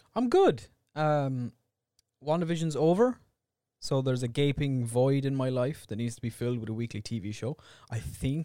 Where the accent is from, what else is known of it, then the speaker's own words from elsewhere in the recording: Ireland; We're two Irish idiots.